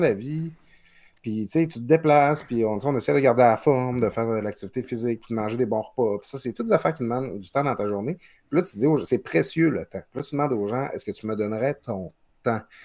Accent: Quebec, Canada; now in Quebec City, Canada; je viens du Lac-Saint-Jean. Je, dis souvent, moi, mon père avait, avait l'usine du village

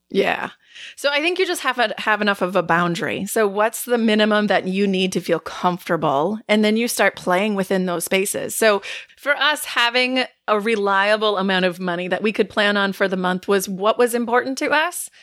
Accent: Northeast Wisconsin, United States; We are from Northeast Wisconsin

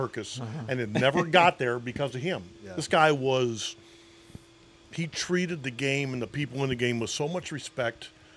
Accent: Western Pennsylvania, United States; When you're from Western Pennsylvania

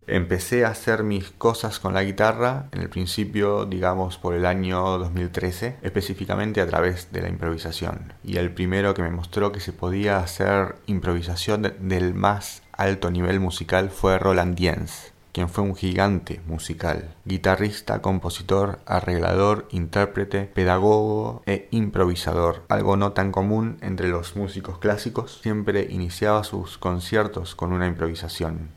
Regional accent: Argentina; Siendo argentino

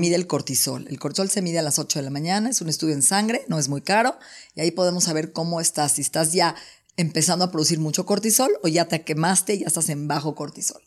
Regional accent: Mexico; soy mexicana

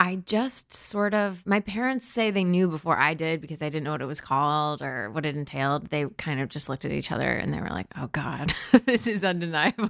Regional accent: New Canaan, Connecticut, United States; also born or lived in Stamford, Connecticut / Washington, D.C.; I was born in Stamford, Connecticut, but I was raised in New Canaan, Connecticut, with the exception of two years in Washington, D C

